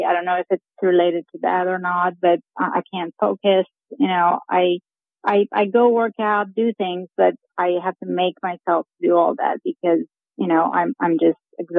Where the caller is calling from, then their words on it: Tulsa, Oklahoma, United States; I'm calling from Tulsa, Oklahoma.